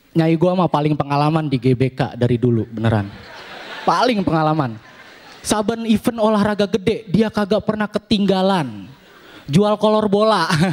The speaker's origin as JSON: {"language": "Indonesian", "area": "Betawi", "region": "Jakarta", "country": "Indonesia", "said": "kita orang Betawi"}